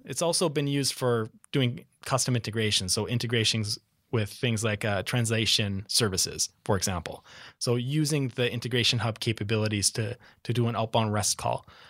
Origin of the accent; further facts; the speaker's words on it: Minneapolis, Minnesota, United States; accent: Midwest; moved away as an adult; now in San Diego, United States; Midwest. So you'll catch the accent, but I'm from Minneapolis